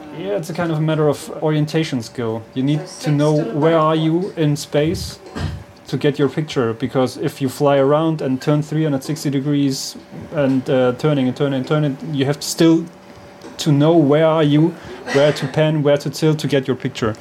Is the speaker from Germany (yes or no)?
yes; Germany; from Germany